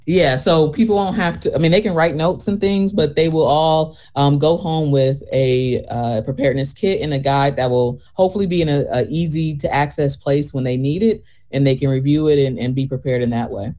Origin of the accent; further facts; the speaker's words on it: Flint, Michigan, United States; moved away as an adult; also born or lived in Washington, D.C. / Chicago; I am originally from Flint. Um, did my training in D.C. and Chicago before coming back here in 2020